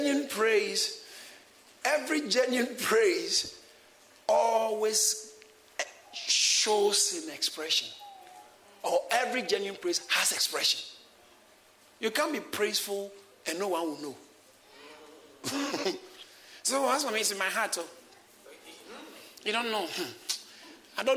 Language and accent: English; Ghana; I grew up in Ghana and we didn't have too much that time